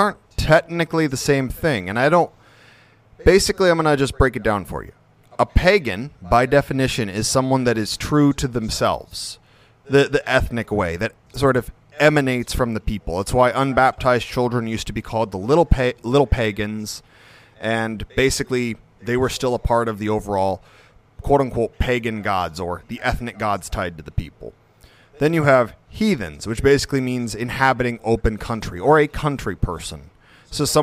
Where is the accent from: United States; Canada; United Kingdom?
United States; As an American